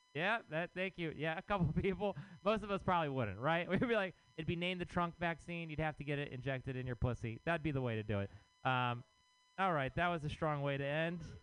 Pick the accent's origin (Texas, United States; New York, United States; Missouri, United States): Texas, United States; now in San Francisco, United States; I am from Texas